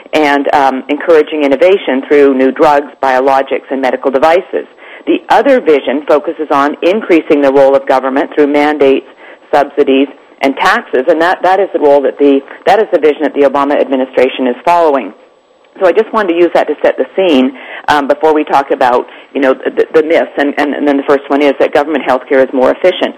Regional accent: Canada; now in United States; I'm Canadian. I'm an American now, but I grew up in Canada under a government-run, totally government-run healthcare system

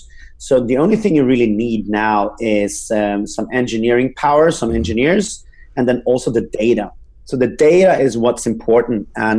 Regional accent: Norway; English is a second language; also born or lived in Sweden; now in United States; Yeah, so I'm originally from Norway, but I grew up all over Europe and I was became a medical doctor in Sweden, and I got a scholarship to UC Berkeley School of Public Health. So I moved over there in 2013

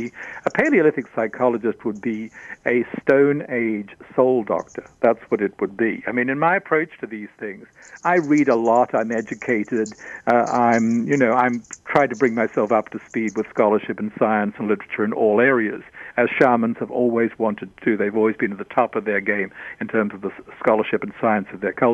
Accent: Australia; I'm Australian.

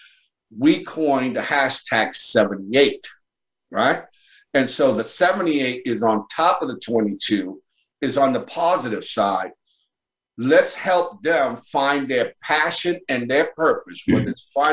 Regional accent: New York City, New York, United States; Born and raised in Brooklyn, New York, in the Bushwick Bedford-Stuyvesant section of the BK there

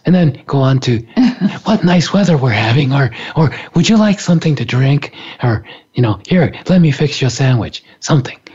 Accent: Japan; I grew up in Japan

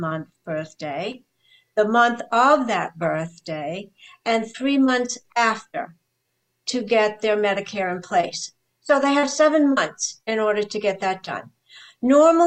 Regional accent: New Hampshire, United States; moved away as an adult; also born or lived in Ohio / New York; I'm actually from New Hampshire.

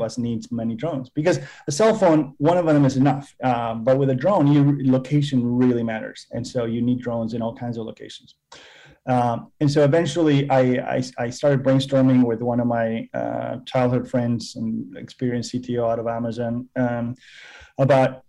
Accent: Argentina; moved away as an adult; also born or lived in Massachusetts / California; I was born and raised in Argentina

